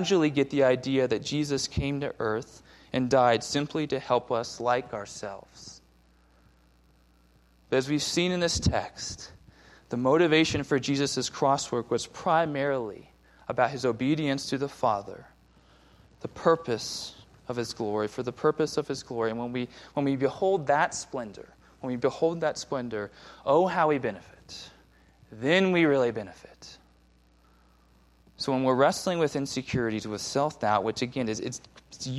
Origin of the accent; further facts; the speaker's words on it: Southern California, United States; moved away; I grew up in Southern California